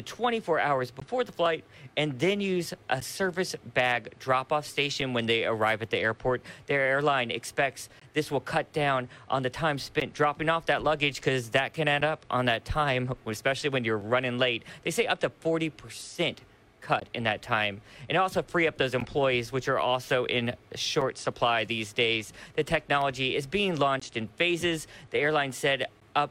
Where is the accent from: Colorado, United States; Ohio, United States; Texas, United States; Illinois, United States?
Illinois, United States; Murphysboro; moved away; my hometown, Murfreesboro, Illinois